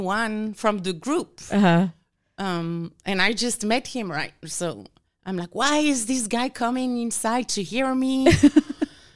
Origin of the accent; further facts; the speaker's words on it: France; accent: French; English is a second language; moved away as an adult; also born or lived in Louisiana, United States; now in Houston, United States; I'm originally from France, and I went to grad school in Louisiana.